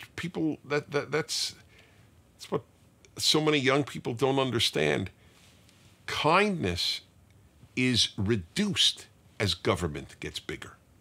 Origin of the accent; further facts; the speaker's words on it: New York City, New York, United States; I grew up in Brooklyn, New York